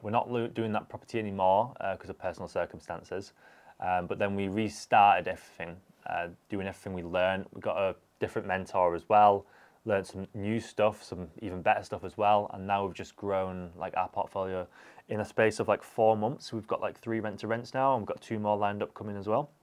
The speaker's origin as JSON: {"language": "English", "town": "Huddersfield", "region": "Yorkshire and the Humber", "country": "United Kingdom", "said": "from Huddersfield."}